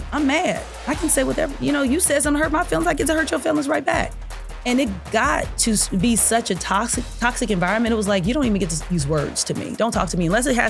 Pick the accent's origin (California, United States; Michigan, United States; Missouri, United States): Missouri, United States; Kansas City; I'm from Kansas City.